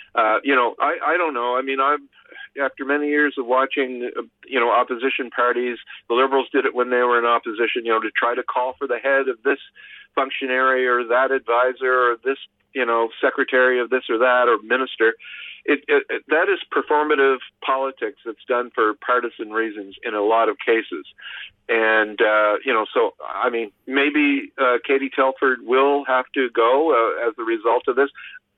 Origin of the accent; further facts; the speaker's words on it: Canada; this is not breaking my heart as a Canadian